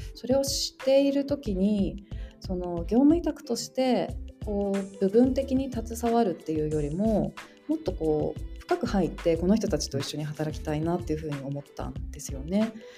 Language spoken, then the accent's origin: Japanese; Hachinohe, Aomori, Japan; now in Hokkaido, Japan; 私も大和さんと同じ青森県なんですけど私八戸市っていうところで私たちはスケートだったんですよね。